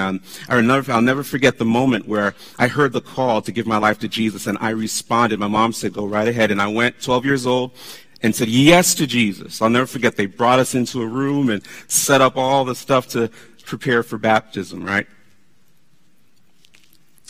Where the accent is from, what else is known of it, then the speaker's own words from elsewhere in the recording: South Florida, United States; we were growing up in South Florida